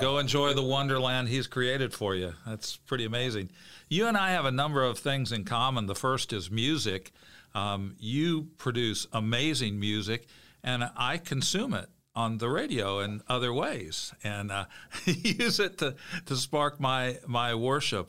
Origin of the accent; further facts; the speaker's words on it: Bloomington, Illinois, United States; I grew up in Bloomington Normal